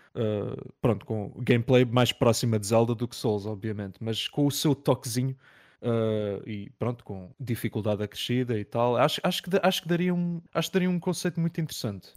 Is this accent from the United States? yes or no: no; Algarve, Portugal; eu sou do Algarve